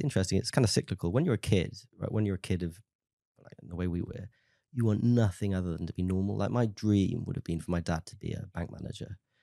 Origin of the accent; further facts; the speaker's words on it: Tenby, Wales, United Kingdom; I'm from a small town in South Wales called Temby